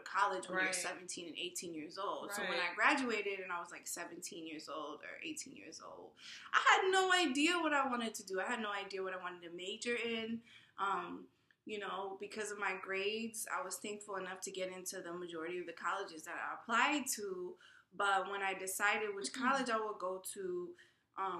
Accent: New York City, New York, United States; I'm from New York City. I grew up here, born and raised, went to school here

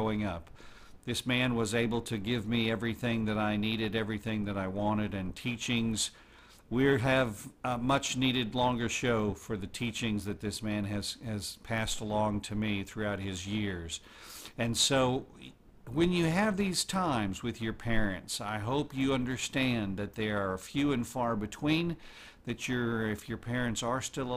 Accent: Oklahoma City, Oklahoma, United States; I was born in Oklahoma City

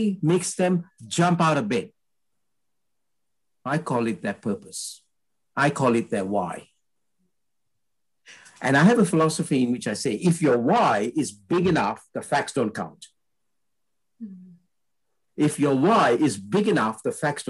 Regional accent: Malaysia; My parents originated from India. I'm Indian in blood, but I was born in Malaysia.

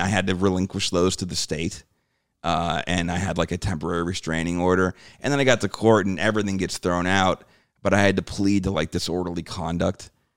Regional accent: New Jersey, United States; moved away; also born or lived in New York City; growing up in Jersey, we'd take the train

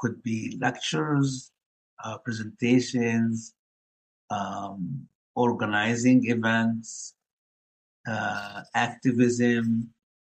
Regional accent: Gaza Strip, Palestine; moved away as an adult; also born or lived in Ohio, United States; now in United States; I grew up in Palestine, the Gaza Strip, and I lived 19 years under the Israeli occupation.

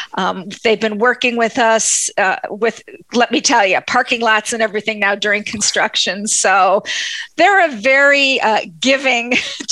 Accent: Pleasant Valley, New York, United States; And this is my hometown.

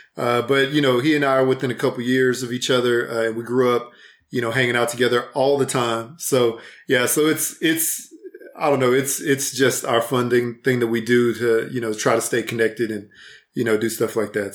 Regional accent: Houston, Texas, United States; moved away as an adult; also born or lived in Fort Worth, Texas; now in Salt Lake City, United States; I'm from Houston originally.

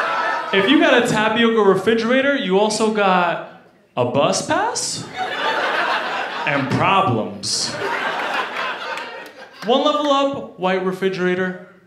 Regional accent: New York, United States; now in Denver, United States; Yo, I struggled a lot growing up in New York, but now that I'm in Denver, yo, I made it.

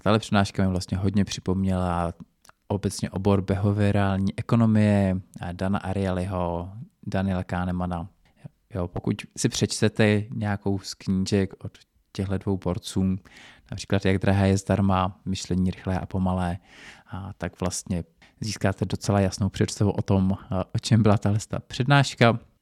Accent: Czechia; tady u nás v Čechách

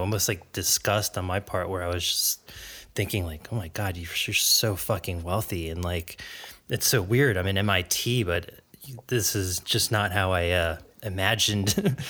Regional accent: South Florida, United States; moved away; also born or lived in Boston / New Jersey; Like, I'm from South Florida. And when I remember when I moved to Boston

